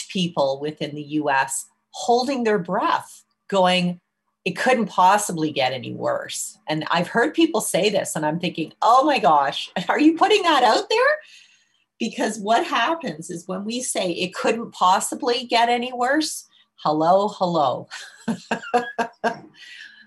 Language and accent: English; Canada; as a Canadian